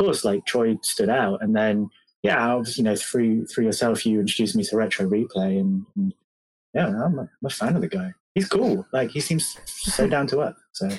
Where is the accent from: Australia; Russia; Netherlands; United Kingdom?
United Kingdom; England; I'm mixed race, half Caribbean, half English. Technically, I'm actually half English, half German, because I was born in England. Mm. My dad's German. But yeah, the black side of me is from the Caribbean.